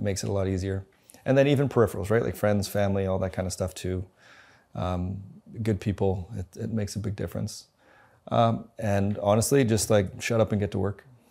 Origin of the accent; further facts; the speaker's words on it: Winnipeg, Manitoba, Canada; moved away as an adult; also born or lived in New Zealand; now in Calgary, Canada; I grew up in Winnipeg, went to school, graduated